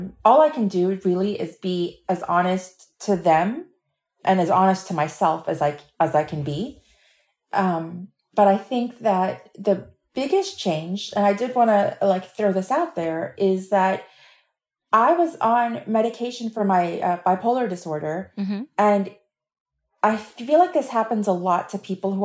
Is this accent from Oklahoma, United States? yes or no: no; Miami, Florida, United States; I am a writer from Miami